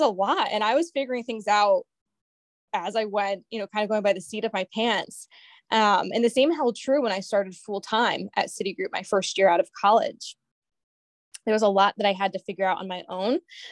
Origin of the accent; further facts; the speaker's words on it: Cheshire, Connecticut, United States; I'm originally from the Cheshire, Connecticut area